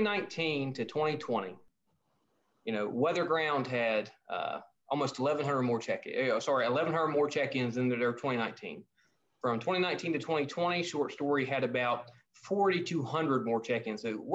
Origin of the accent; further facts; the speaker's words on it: Beckley, West Virginia, United States; I am from Beckley